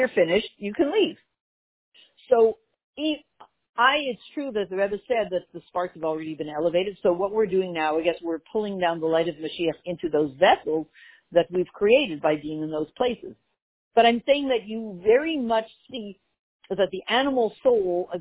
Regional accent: Montreal, Quebec, Canada; when I grew up in Montreal, the only people who spoke French were not Jewish

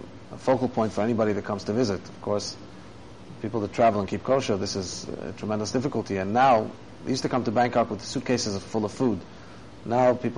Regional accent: Australia; now in Thailand; where I grew up in Australia

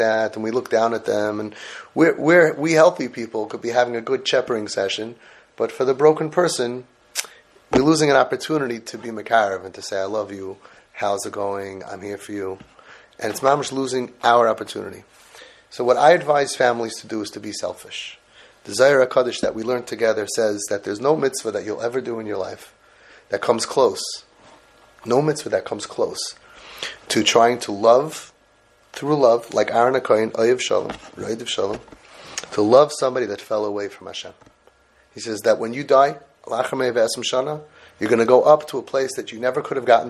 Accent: New York City, New York, United States; also born or lived in Brooklyn, New York; I'm also from Brooklyn, well, Forest Hills originally.

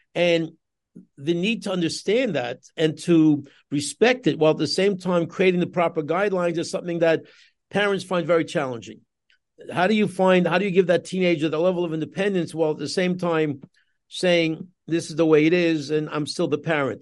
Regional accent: New York City, New York, United States; moved away as an adult; now in Los Angeles, United States; I grew up in Queens myself. I'm a Queens boy, Kew Gardens boy myself

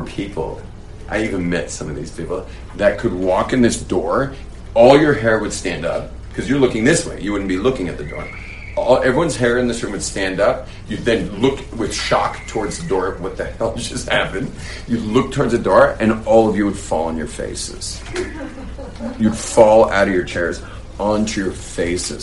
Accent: California, United States; Those are the types that I grew up with in California

